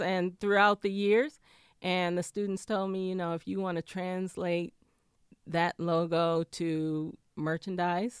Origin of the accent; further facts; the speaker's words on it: Flint, Michigan, United States; also born or lived in Ann Arbor, Michigan; now in Detroit, United States; I'm from Flint originally